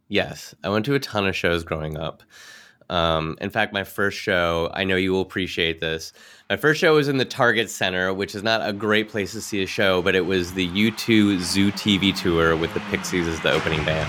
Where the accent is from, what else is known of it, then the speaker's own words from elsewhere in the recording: Minneapolis, Minnesota, United States; I grew up in Minneapolis